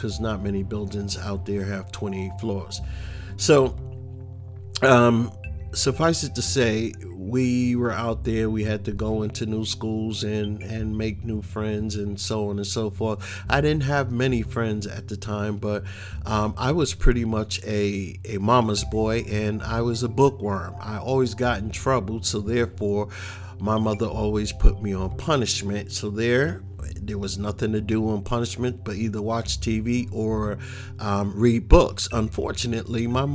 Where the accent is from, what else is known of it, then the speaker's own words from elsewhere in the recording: New York City, New York, United States; also born or lived in Queens, New York; growing up in the Bronx